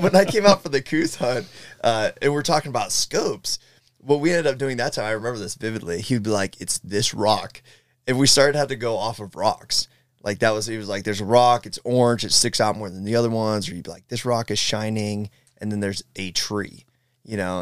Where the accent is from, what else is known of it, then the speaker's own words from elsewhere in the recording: Southeastern Ohio, United States; I'm from Ohio, Southeastern Ohio, live in Columbus